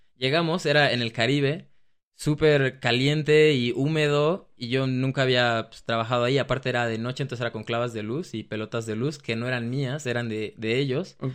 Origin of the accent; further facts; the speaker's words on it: Mexico; moved away as an adult; also born or lived in Australia; now in Germany; digo que soy de México